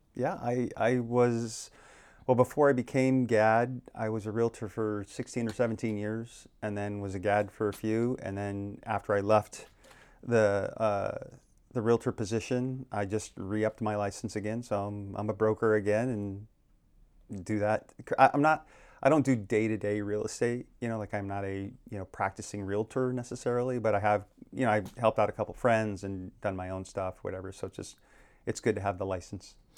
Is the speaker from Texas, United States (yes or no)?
no; Phoenix, Arizona, United States; now in Maui, United States; I grew up in, uh, born and raised in Phoenix, Arizona